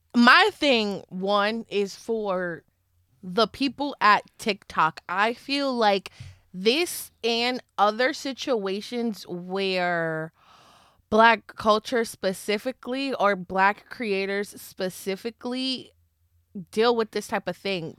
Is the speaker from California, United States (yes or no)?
no; Philadelphia, Pennsylvania, United States; I'm from Philly